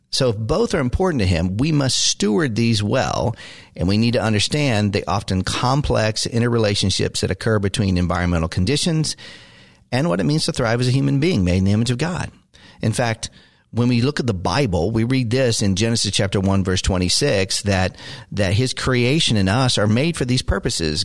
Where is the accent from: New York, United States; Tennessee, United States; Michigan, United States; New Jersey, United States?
Tennessee, United States; Maryville; moved away; also born or lived in Chattanooga, Tennessee; I was born in Chattanooga, lived in Maryville